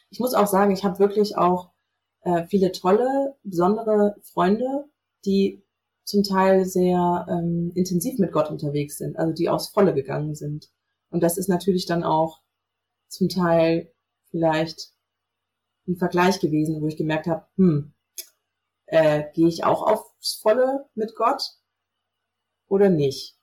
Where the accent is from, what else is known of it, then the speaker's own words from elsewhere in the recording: North Hesse, Germany; ich bin ähm, in Nordhessen groß geworden vor 33 Jahren, so zwischen Kassel und Marburg